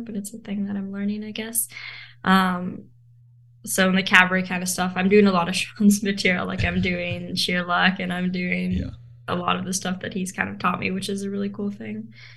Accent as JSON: {"language": "English", "town": "Vancouver", "region": "British Columbia", "country": "Canada", "tie": "born or raised there", "also_born_or_lived": "South Africa", "said": "So we moved here. Um, I went to school here. So my whole life has kind of been in Vancouver."}